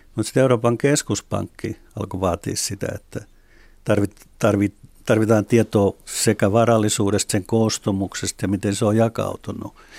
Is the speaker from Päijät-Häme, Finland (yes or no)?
no; Espoo, Uusimaa, Finland; itse olen Espoosta